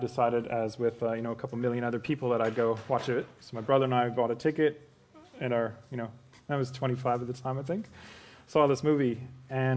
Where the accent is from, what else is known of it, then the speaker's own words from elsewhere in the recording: Canada; accent: Canadian; now in Australia; if you haven't guessed my quirky accent, I'm Canadian.